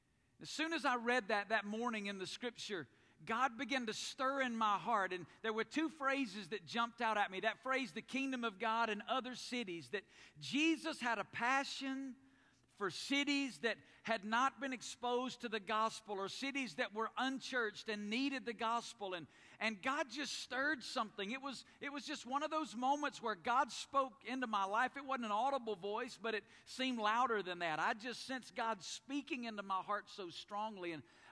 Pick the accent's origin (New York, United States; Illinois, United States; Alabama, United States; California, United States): Alabama, United States; moved away as an adult; also born or lived in Woodstock, Georgia; now in Las Vegas, United States; But I grew up in Alabama.